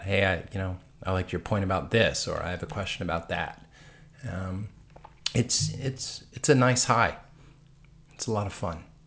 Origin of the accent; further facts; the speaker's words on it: East Coast, United States; we're from the East Coast